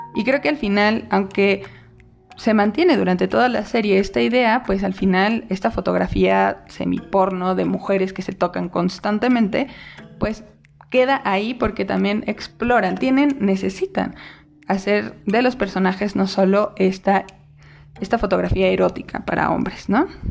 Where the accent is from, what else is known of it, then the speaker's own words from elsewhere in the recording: Mexico; soy una mexicana lesbiana